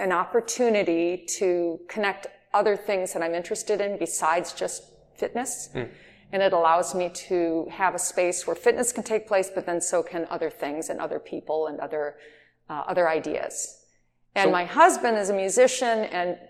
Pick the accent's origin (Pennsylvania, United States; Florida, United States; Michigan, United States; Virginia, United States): Michigan, United States; Detroit; moved away; also born or lived in Los Angeles; I'm from Detroit originally